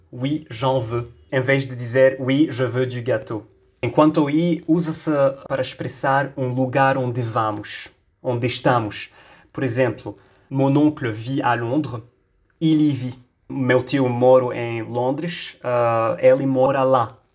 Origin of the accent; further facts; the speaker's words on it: Lebanon; accent: Lebanese; Portuguese is a second language; Je suis libanais, je suis à Beirute